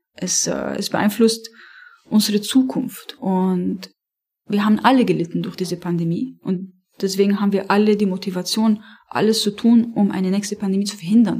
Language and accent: German; Beirut, Beirut Governorate, Lebanon; first language Arabic; German is a second language; moved away; ich komme aus Beirut, ich habe äh, äh, dort äh, studiert